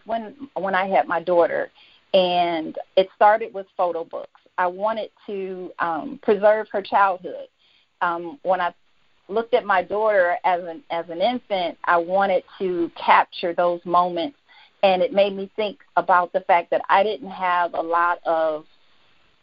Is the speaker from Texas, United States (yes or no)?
no; Detroit, Michigan, United States; moved away as an adult; now in Georgia, United States; I'm from born and raised in Detroit. I'm currently living in Georgia. I've been here for 13 years now.